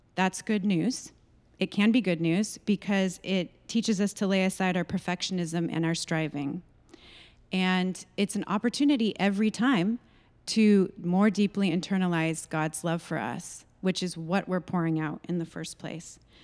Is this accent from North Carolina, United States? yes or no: no; California, United States; moved away as an adult; my hometown in California